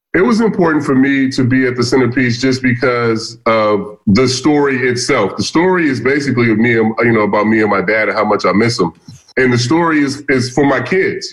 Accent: Vallejo, California, United States; I grew up in Vallejo, California, um, Northern California.

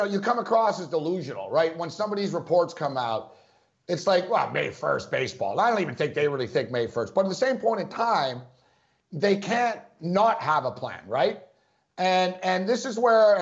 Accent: Montreal, Quebec, Canada; also born or lived in Los Angeles; now in New York, United States; I'm from Montreal originally. I live in New York right now.

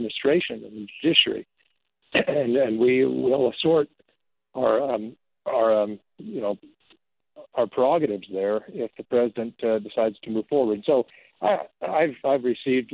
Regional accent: rural Arizona, United States; raised in Arizona without, particularly in rural Arizona

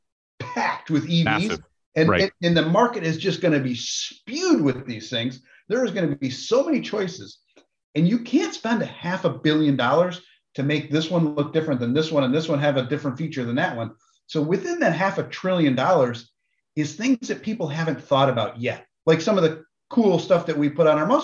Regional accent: New York, United States; I didn't grow up in Detroit. I grew up in New York

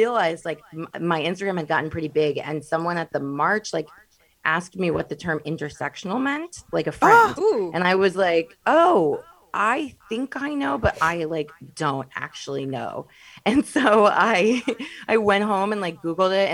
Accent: Midwest, United States; I'm from the Midwest

